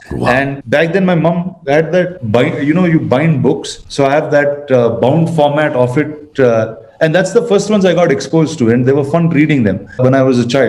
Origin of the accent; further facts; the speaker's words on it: India; being an Indian